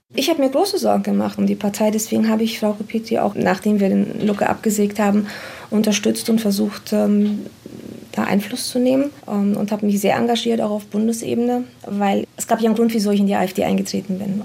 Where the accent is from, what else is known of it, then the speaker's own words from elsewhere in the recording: Romania; now in Germany; Ich bin selbst nicht in Deutschland geboren, ich komme selbst aus Rumänien